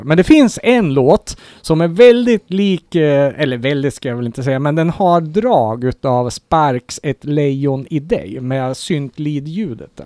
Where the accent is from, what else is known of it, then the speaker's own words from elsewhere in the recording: Sweden; som svensk